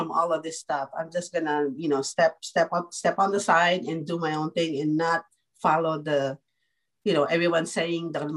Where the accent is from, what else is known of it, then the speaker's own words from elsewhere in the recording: Philippines; I'm a Filipino